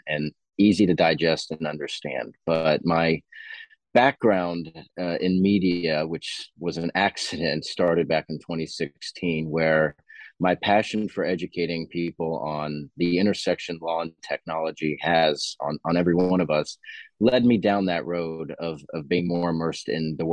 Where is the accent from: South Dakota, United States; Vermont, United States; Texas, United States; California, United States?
Texas, United States; Dallas; also born or lived in Tampa, Florida; now in Austin, United States; I grew up in Dallas